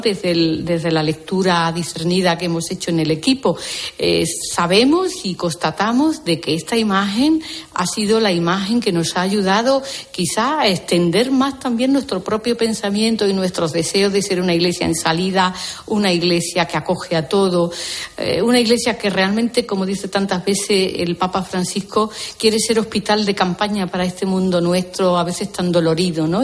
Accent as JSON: {"language": "Spanish", "region": "Andalusia", "country": "Spain", "said": "yo misma que soy andaluza"}